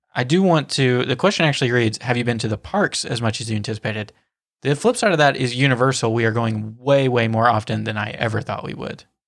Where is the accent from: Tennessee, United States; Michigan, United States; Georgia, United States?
Tennessee, United States; moved away as an adult; now in Florida, United States; me being from Tennessee, like born and raised in Tennessee